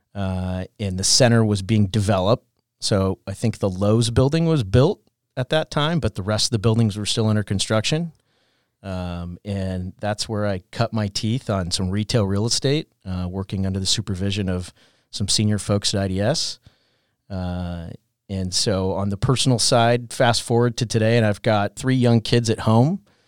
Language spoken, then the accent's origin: English; Orange County, California, United States; moved away as an adult; now in San Diego, United States; I grew up in Orange County